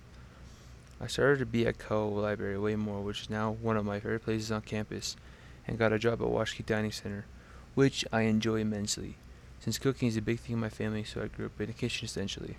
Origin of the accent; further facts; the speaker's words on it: Montana, United States; now in Laramie, United States; I was born in Montana